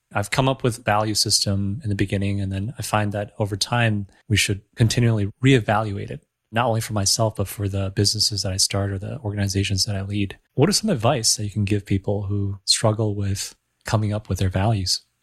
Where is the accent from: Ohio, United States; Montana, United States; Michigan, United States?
Michigan, United States; now in Los Angeles, United States; I grew up in Michigan, so we have these large bodies of waters as well